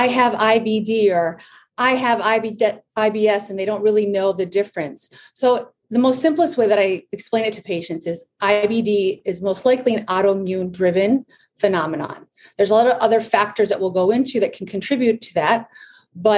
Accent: Michigan, United States; also born or lived in Chicago, Illinois / La Jolla, California; I'm from Michigan

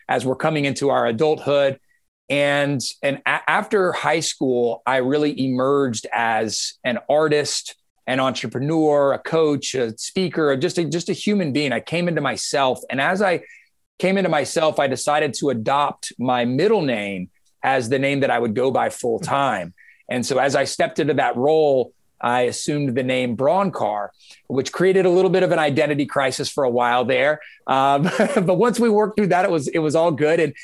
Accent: Georgia, United States; I was born and raised in Georgia

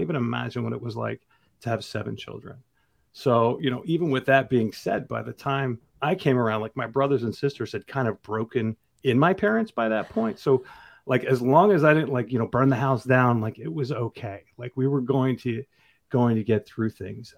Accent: New Jersey, United States; I grew up thirty minutes outside of New York City in, in North Jersey.

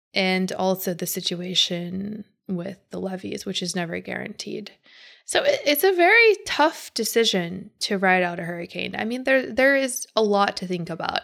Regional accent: Pittsburgh, Pennsylvania, United States; moved away; also born or lived in Chicago; Where I grew up in Pittsburgh, we don't have hurricanes.

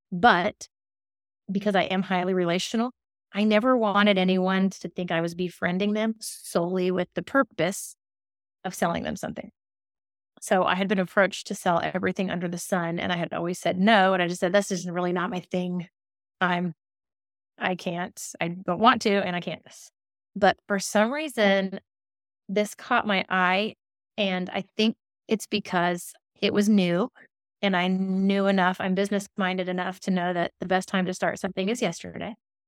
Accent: Alabama, United States; moved away as an adult; now in Davidson, United States; I grew up in Alabama. I'm a big fan of the Deep South, but I have lived in a very small town in North Carolina. It's called Davidson.

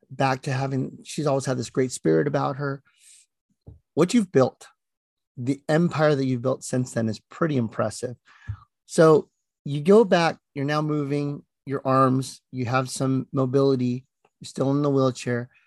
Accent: Philippines; Well, I'm Filipino, so what do you

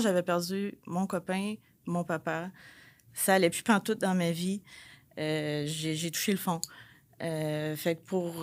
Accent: Repentigny, Quebec, Canada; je viens de Repentigny

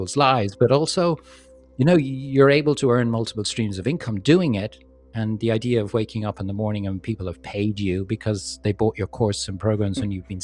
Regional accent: Ireland; moved away as an adult; also born or lived in London, United Kingdom / Hong Kong / Manila, Philippines / Los Angeles, United States; I grew up in Ireland, and when I graduated from college in the 80s, there was no work in Ireland.

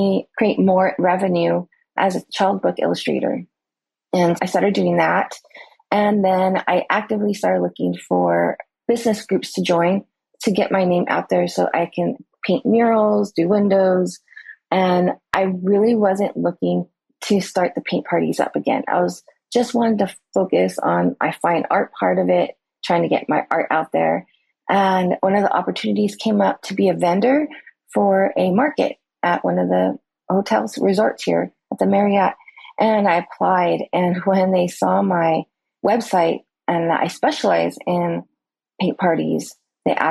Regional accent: California, United States; moved away as an adult; now in Oahu, United States; I am originally from California

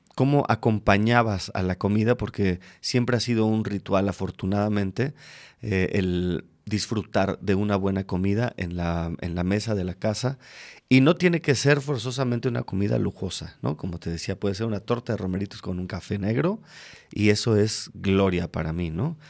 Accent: Mexico City, Mexico; moved away as an adult; now in Querétaro, Mexico; alguien de la Ciudad de México como yo

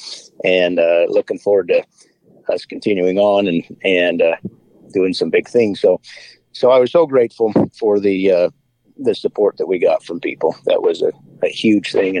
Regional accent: Wyoming, United States; I grew up in Wyoming

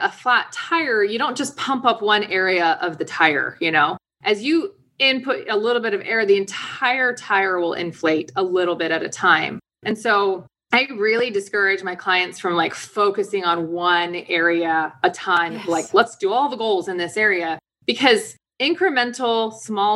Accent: DC area, Virginia, United States; I grew up in Virginia, DC area.

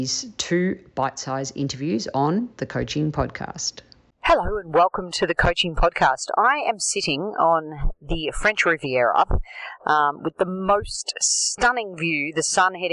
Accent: Australia; I was from Australia

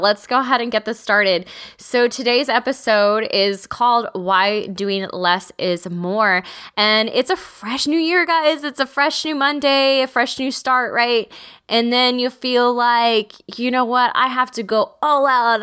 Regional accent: Texas, United States; I'm from Texas

